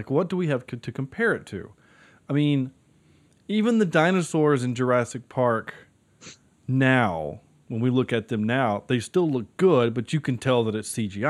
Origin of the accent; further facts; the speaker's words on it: Ireland; know, I am Irish, so.